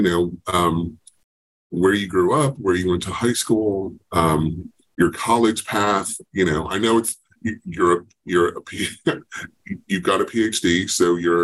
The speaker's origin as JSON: {"language": "English", "town": "Racine", "region": "Wisconsin", "country": "United States", "tie": "born or raised there", "said": "I grew up in Racine, about an hour and a half from Madison"}